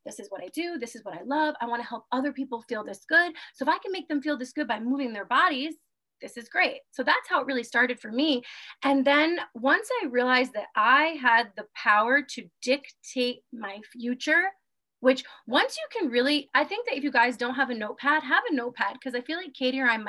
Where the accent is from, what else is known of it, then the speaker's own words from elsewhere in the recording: New York, United States; moved away as an adult; also born or lived in Germany / Guam; born and raised in New York, I have lived all over the world. I lived in Germany and Guam